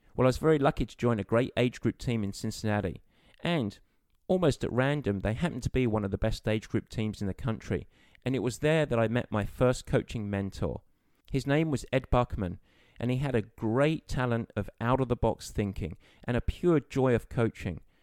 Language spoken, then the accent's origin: English; Southend-on-Sea, East of England, United Kingdom; moved away as an adult; now in United States; my journey started in a town just outside of London called Southend in Essex.